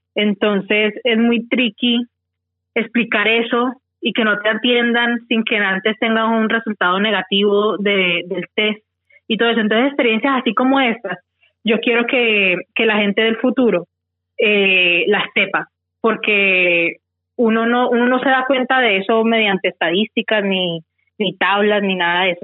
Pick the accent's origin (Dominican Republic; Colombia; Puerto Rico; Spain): Colombia; Tuluá, Valle del Cauca; moved away as an adult; now in Australia; yo soy de, de Tuluá, Valle, eh, de Colombia. Eh, llevo aquí en Australia ya mm, ocho años viviendo aquí.